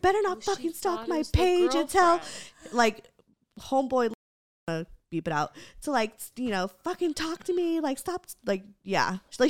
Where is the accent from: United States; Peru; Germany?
Germany; English is a second language; First of all, I'm sorry if my English sucks. I'm from Germany, so it isn't my native language.